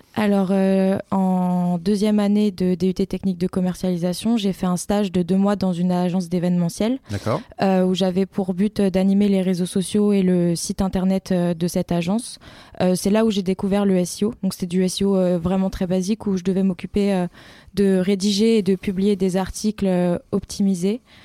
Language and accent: French; Rambouillet, Île-de-France, France; also born or lived in Montpellier; je suis originaire d'Île-de-France, euh, plus précisément de Rambouillet